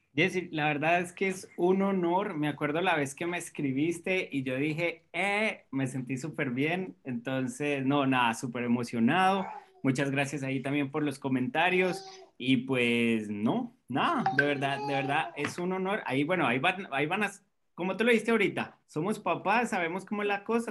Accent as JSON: {"language": "Spanish", "country": "Colombia", "moved": "yes", "lives_now": "Costa Rica", "said": "cuando vinimos aquí a Costa Rica, porque soy colombiano, pero ya nacionalizado costarricense"}